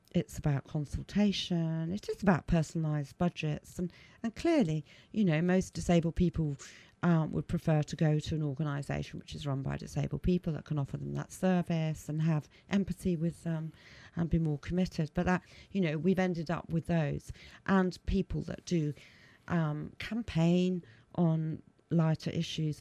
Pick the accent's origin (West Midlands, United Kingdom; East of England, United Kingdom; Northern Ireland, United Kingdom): West Midlands, United Kingdom; Leamington Spa; I was born in Leamington Spa.